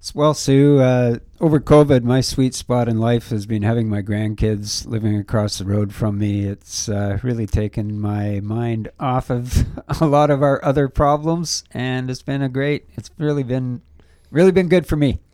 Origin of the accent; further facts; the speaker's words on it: Gravenhurst, Ontario, Canada; I grew up in Gravenhurst, uh, Farquhar Street.